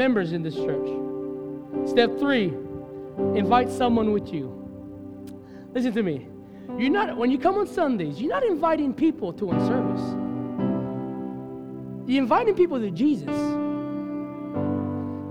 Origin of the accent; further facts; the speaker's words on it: Hawaii, United States; as a Hawaiian, I'd never used that word growing up